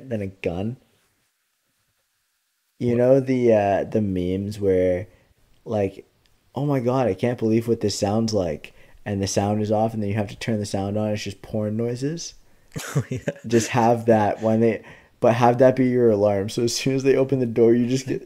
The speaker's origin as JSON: {"language": "English", "country": "Canada", "said": "I'm a Canadian"}